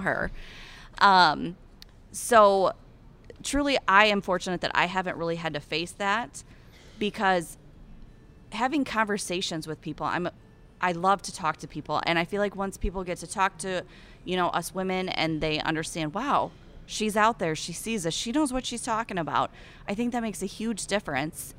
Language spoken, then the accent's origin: English; Eastern Iowa, United States; accent: Iowan; I'm from Eastern Iowa, right along the Mississippi River, and I grew up, get ready for it, raising shorthorn cattle